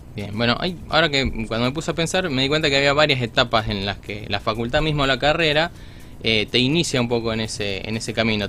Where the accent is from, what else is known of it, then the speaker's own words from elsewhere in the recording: Villa Cañas, Santa Fe, Argentina; moved away as an adult; now in Rosario, Argentina; yo soy de Villa Cañas, del sur de Santa Fe